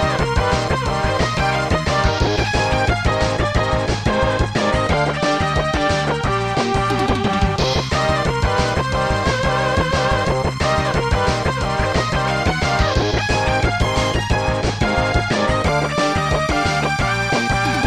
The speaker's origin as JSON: {"language": "English", "region": "New Jersey", "country": "United States", "said": "I'm from New Jersey"}